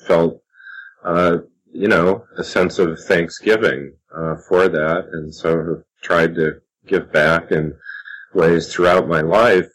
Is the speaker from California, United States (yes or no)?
no; Indiana, United States; growing up in Indiana, here in the Midwest of the U.S.